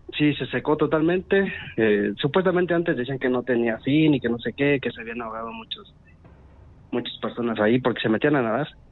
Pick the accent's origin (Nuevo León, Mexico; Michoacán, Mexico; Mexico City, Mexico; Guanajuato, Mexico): Guanajuato, Mexico; Valle de Santiago; soy de Valle de Santiago